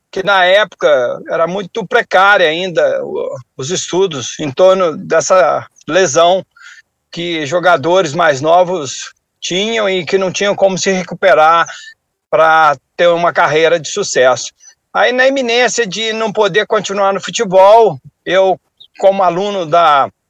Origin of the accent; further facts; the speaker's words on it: Minas Gerais, Brazil; visto que eu venho do sul de Minas, de uma família muito simples, então eu tinha que vencer de alguma forma.